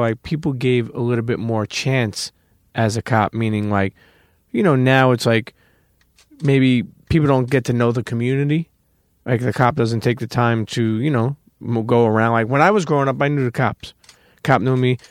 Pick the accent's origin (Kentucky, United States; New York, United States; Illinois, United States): New York, United States; New York City; moved away as an adult; now in New Jersey, United States; I'm a Brooklyn kid, I grew up in Brooklyn